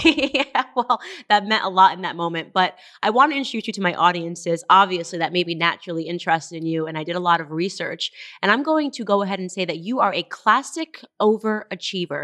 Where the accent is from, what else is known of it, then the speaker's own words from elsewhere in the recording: Stamford, Connecticut, United States; I was raised in Stamford, Connecticut.